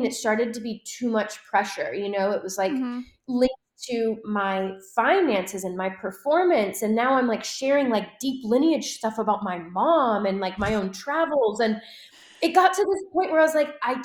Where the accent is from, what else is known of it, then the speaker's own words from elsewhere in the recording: Wisconsin, United States; now in California, United States; I was born and raised in Wisconsin, a very small town